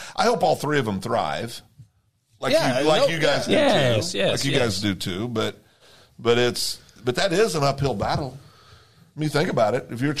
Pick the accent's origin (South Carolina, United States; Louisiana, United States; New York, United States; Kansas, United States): Kansas, United States; Eureka; born or raised there